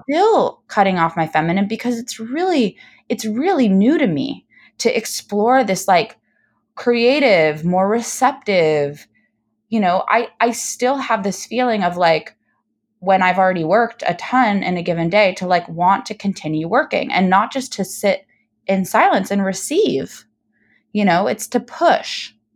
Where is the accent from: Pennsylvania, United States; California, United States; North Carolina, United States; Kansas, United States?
California, United States; San Diego; I grew up in San Diego